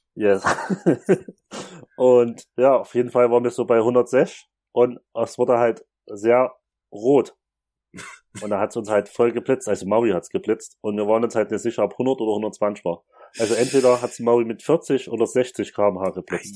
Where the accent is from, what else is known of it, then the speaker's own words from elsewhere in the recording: Chemnitz, Saxony, Germany; bei uns in Chemnitz